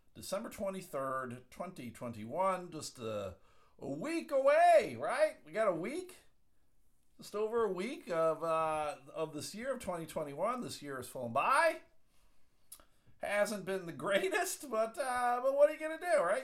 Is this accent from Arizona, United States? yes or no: no; Michigan, United States; I'm from Michigan